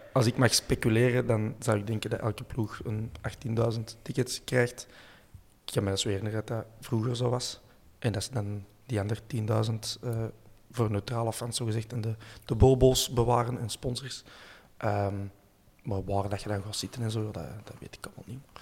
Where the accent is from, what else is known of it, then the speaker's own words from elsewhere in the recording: Brasschaat, Flanders, Belgium; Ik ben van Breschalt en altijd geconfronteerd geweest met een invasie van Hollanders